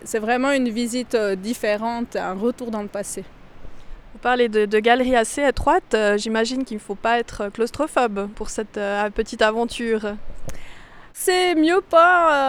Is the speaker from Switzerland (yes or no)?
yes; Valais, Switzerland; je suis valaisanne, j'ai 43 ans, j'habite à Haute-Nanda